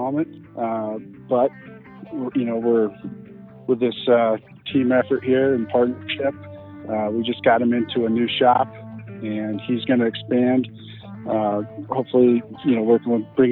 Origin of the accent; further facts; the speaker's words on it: Littleton, Colorado, United States; I grew up actually down in Littleton, Colorado